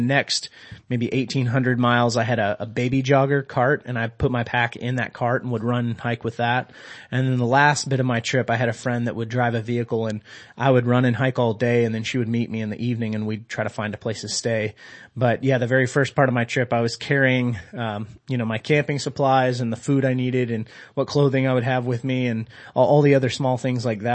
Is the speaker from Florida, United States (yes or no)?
no; Georgia, United States; I am from Georgia and, Coca-Cola is king down there